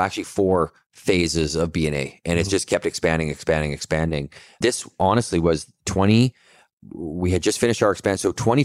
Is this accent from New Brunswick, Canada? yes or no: no; Kelowna, British Columbia, Canada; I'm born and raised in Kelowna